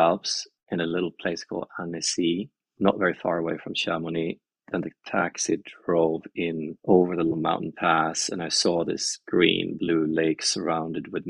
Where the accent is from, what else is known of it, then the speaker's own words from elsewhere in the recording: west coast of Sweden, Sweden; I grew up in Sweden, on the west coast of Sweden, basically right by the ocean.